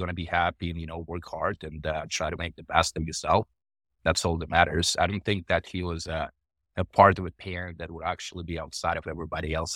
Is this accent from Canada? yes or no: no; Russia; moved away; also born or lived in Ukraine; I was born in Ukraine, uh, and I grew up in Russia, uh, for the most part